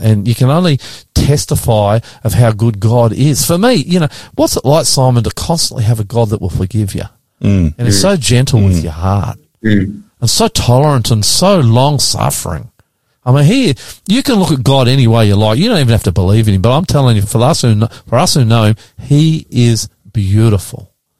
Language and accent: English; Australia; We understand Australia. We're part of Australia. We are Australian.